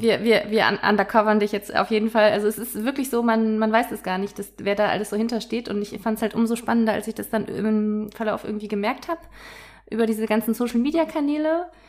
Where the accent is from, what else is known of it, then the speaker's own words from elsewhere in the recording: Cologne, North Rhine-Westphalia, Germany; Ich bin ja selbst aus Köln auch